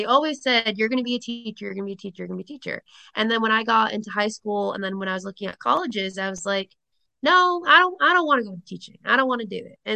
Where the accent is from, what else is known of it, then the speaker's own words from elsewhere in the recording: Rhode Island, United States; accent: Rhode Island; they don't feel like I have the Rhode Island accent at all here.